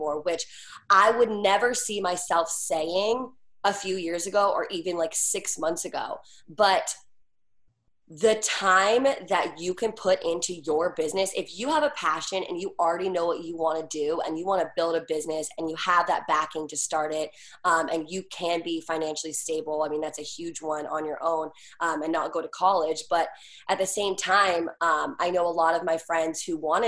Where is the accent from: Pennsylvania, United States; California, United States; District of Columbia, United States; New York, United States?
District of Columbia, United States; Washington; moved away as an adult; now in Los Angeles, United States; I am from Washington, D.C.